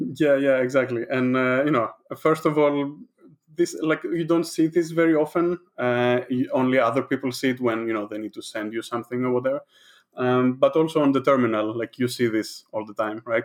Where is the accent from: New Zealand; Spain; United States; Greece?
Greece; moved away as an adult; also born or lived in Netherlands; now in London, United Kingdom; I am from Greece